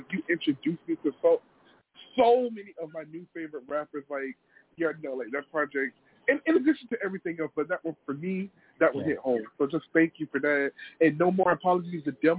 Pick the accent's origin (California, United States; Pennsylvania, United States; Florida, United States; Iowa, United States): Florida, United States; South; I'm from South Florida